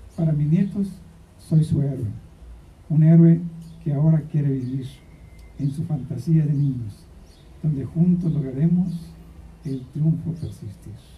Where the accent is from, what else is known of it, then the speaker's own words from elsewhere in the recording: Mexico; nuestra comida mexicana